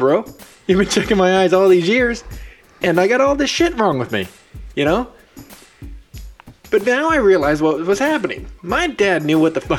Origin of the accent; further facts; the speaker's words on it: Central Valley, California, United States; I'm from the Central Valley of California